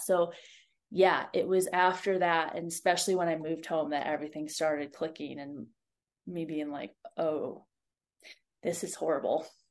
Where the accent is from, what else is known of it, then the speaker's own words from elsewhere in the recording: Ohio, United States; moved away as an adult; also born or lived in Montana; I grew up in Ohio, like flat Ohio